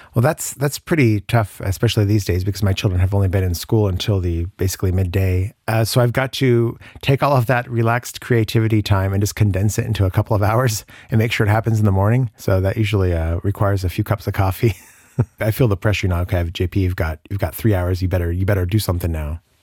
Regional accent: Colorado, United States; moved away as an adult; also born or lived in New Orleans / Barcelona; now in Luxembourg; I'm originally from Colorado, and I lived there until I was, uh, well, through university

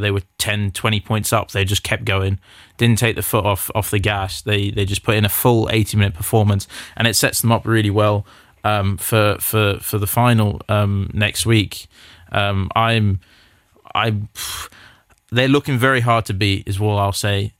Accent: South Africa; as a South African

